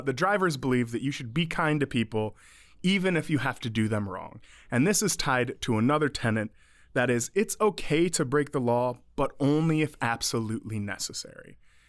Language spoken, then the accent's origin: English; Detroit, Michigan, United States; moved away; I grew up in the Detroit area.